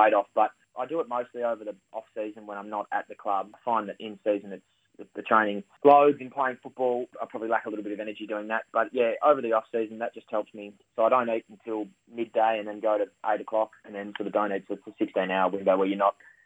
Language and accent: English; Victoria, Australia; moved away; I'm from Victoria